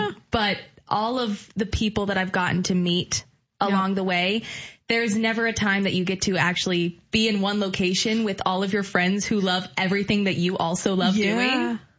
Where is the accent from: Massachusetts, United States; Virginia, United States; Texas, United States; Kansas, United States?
Kansas, United States; Salina; moved away as an adult; now in Illinois, United States; I am from Salina, Kansas, which is a far ways away, kind of right in the middle of the state. And here I am in the middle of Illinois